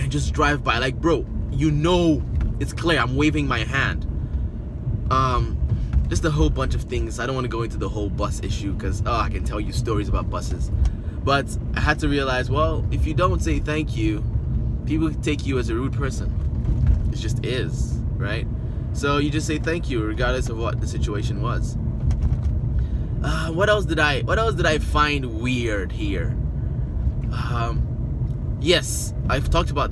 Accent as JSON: {"language": "English", "country": "Nigeria", "accent": "Nigerian", "moved": "yes", "lives_now": "Canada", "said": "I'm originally from Nigeria"}